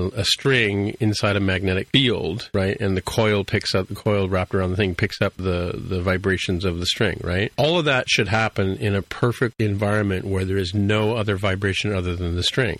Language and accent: English; Canada; I'm Canadian